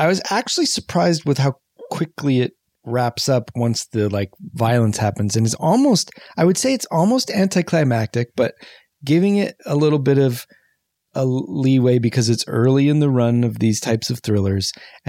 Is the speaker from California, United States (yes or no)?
yes; California, United States; as a Californian